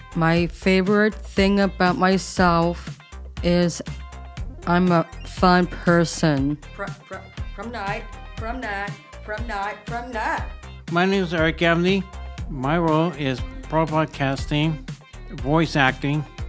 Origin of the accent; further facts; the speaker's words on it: San Diego, California, United States; I was born in Mary Birch Hospital in San Diego